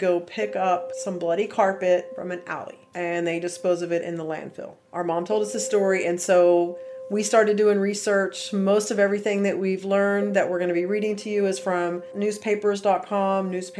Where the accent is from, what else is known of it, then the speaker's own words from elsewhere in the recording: Abilene, Texas, United States; We're from Abilene, Texas, and our grandfather worked for the city there for a long time.